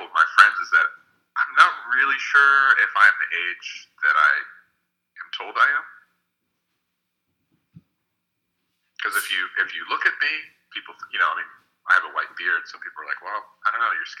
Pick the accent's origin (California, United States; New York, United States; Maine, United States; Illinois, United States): Maine, United States; born or raised there; also born or lived in Jamaica / Canada